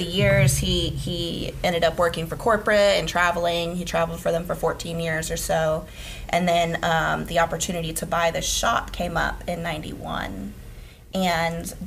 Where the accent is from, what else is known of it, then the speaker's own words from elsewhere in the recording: Gainesville, Florida, United States; also born or lived in Orlando, Florida; We moved to Gainesville from Orlando. That's where they were from. I was like 2 or 3